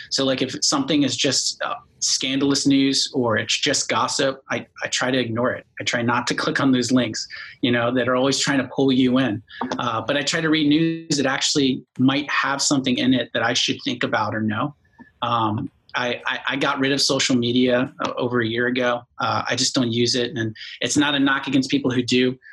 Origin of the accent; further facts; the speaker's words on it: Bowie, Maryland, United States; moved away as an adult; now in Florida, United States; I grew up in Maryland, like you said, in, in a place called Bowie